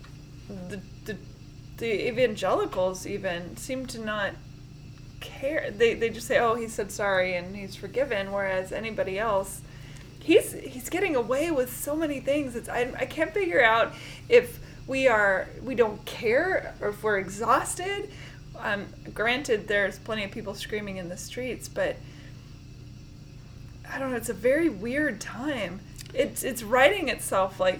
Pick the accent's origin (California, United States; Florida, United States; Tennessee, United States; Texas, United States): Tennessee, United States; I'm from Tennessee